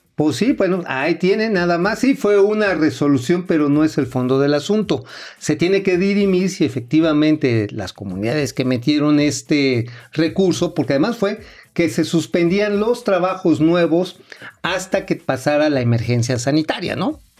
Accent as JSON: {"language": "Spanish", "town": "Tula", "region": "Hidalgo", "country": "Mexico", "tie": "born or raised there", "said": "la de Tula, de donde soy, este, ahí donde soy oriundo"}